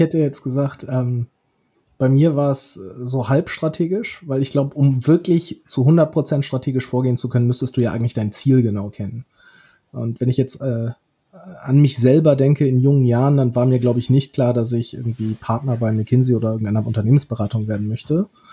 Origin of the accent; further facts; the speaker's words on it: Rhineland, Germany; sehe ich mich wahrscheinlich irgendwie primär als Rheinländer